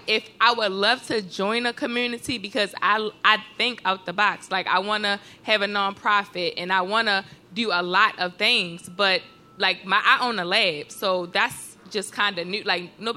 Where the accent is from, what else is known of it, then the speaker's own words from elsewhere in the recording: Baltimore, Maryland, United States; I'm from Baltimore.